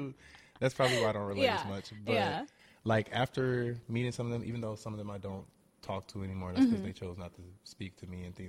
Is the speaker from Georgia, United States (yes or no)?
yes; Atlanta, Georgia, United States; moved away as an adult; now in South Korea; I'm from Atlanta